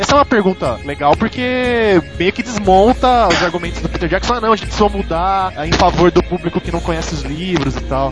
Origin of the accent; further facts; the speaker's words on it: São Paulo, Brazil; eu sou paulista, tô. Não paulistano, detalhe. Sou paulista e, e moro em São Paulo